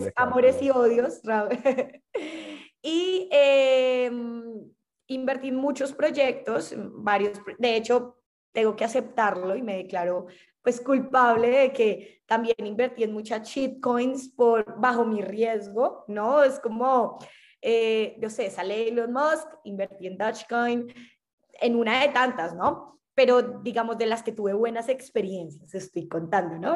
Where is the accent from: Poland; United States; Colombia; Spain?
Colombia; siendo colombiana